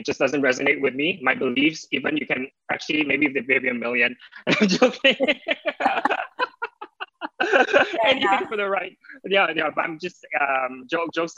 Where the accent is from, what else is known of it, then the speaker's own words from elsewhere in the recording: Singapore; now in Los Angeles, United States; being Singaporean